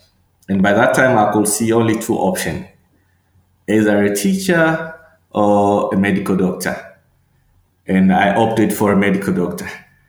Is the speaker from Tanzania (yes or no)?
yes; Dar es Salaam, Tanzania; also born or lived in Tabora / Tanga; I come from southern area of Tanzania around Lake Nyasa, a place called Mbamba Bay. But personally, I was born in Tabora, which is central Tanzania, and I spent much of my life around coastal area, that is Tanga and Dar es Salaam.